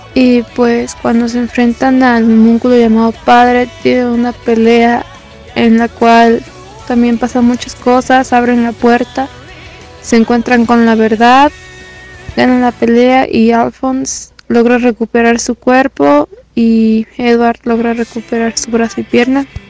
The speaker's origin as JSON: {"language": "Spanish", "town": "Guadalajara", "region": "Jalisco", "country": "Mexico", "said": "soy de Guadalajara y tengo 18 años"}